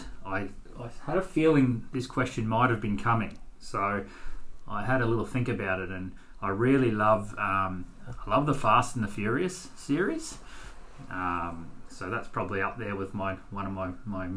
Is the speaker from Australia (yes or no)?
yes; Queensland, Australia; moved away as an adult; now in Perth, Australia; I was born and bred in Queensland and therefore started my teaching career there